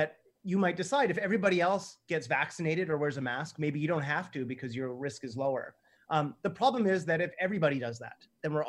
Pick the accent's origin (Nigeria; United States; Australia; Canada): Canada; I'm Canadian